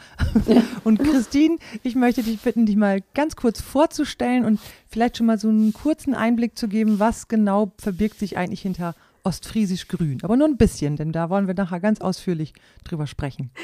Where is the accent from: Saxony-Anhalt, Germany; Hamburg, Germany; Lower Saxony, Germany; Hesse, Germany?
Lower Saxony, Germany; Klostermoor; moved away as an adult; Aufgewachsen bin ich in Klostermoor im Landkreis Leer.